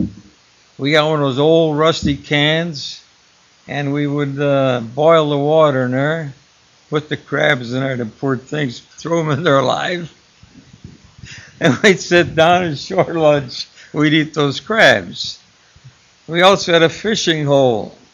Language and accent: English; Melrose Park, Illinois, United States; I was born and raised in Melrose Park